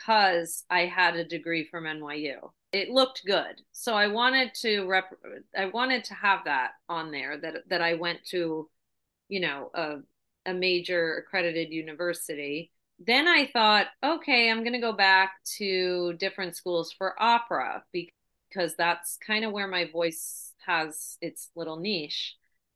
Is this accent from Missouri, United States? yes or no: no; Massachusetts, United States; moved away as an adult; also born or lived in New York; I grew up in Mass.